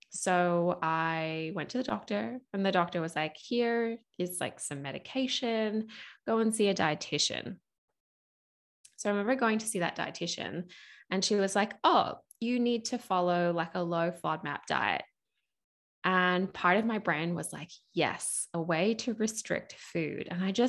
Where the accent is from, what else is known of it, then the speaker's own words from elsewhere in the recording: United States; accent: mixed; now in Australia; I still live in Australia, and I was finishing my final year of school in Australia. I'm actually American, so you can probably hear my accents a little bit mixed as I talk.